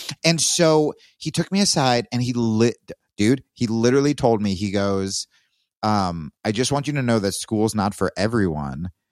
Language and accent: English; Texas, United States; I'm from Texas